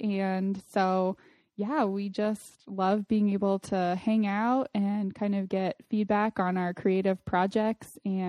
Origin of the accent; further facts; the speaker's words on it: Austin, Texas, United States; now in Arizona, United States; I'm originally from Austin, Texas, but now I'm living here in Arizona, next door to you, with my husband and my baby son, who's about to turn 9 months old.